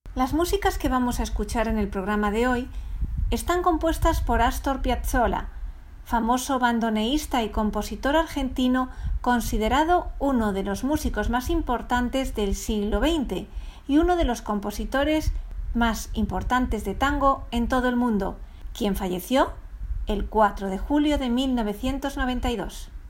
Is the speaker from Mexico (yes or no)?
no; Venezuela; Nací en Venezuela, mas no soy venezolano.